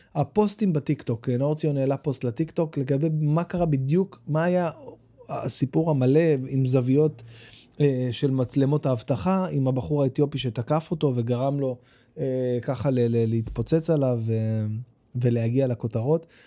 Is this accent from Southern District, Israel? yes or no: no; Bat Yam, Tel Aviv District, Israel; also born or lived in Jerusalem; עזבנו את ירושלים, עברנו לבת ים, הייתי בן שבע